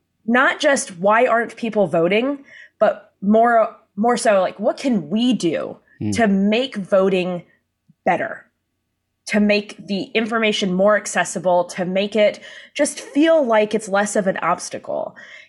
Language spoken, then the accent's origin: English; San Diego, California, United States; Down in San Diego.